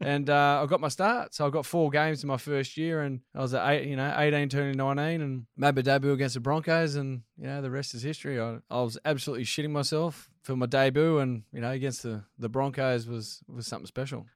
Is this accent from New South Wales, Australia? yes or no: yes; Sydney, New South Wales, Australia; we grew up in the Hills District